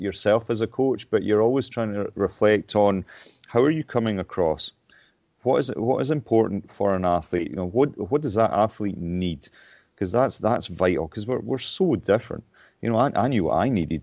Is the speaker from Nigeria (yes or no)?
no; Lockerbie, Scotland, United Kingdom; moved away as an adult; also born or lived in Stirling; I moved up to Stirling from my hometown in Lockerbie